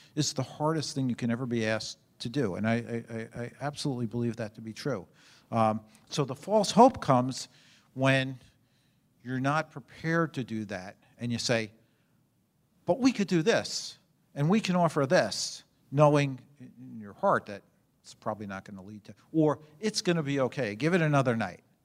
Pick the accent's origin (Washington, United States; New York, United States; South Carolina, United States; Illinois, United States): New York, United States; New York City; moved away; I was born and raised in New York City in Brooklyn, actually. Um, and, and in If people know Brooklyn, a small part of Brooklyn called Canarsie.